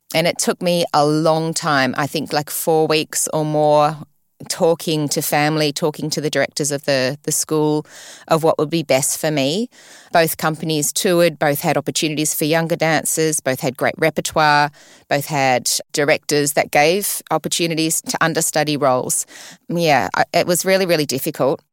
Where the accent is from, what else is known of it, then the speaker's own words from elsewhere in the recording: Sydney, New South Wales, Australia; also born or lived in London, United Kingdom; I was born in Sydney and, and brought up here all the way till I was fifteen